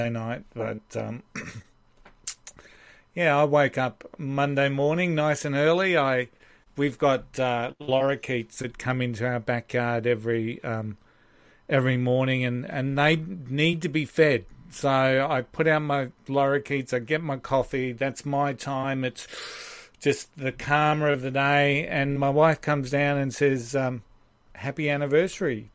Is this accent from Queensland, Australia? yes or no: yes; Maroochydore, Queensland, Australia; when I was a kid growing up in Maroochydore